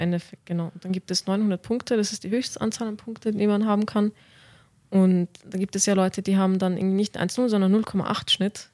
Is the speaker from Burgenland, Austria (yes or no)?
no; Vienna, Austria; moved away as an adult; now in Munich, Germany; ich bin 26 Jahre alt und ich komme aus Wien